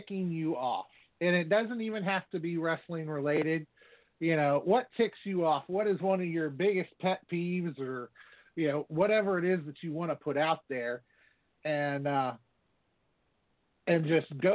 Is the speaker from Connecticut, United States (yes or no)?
no; Virginia, United States; I'm actually from Virginia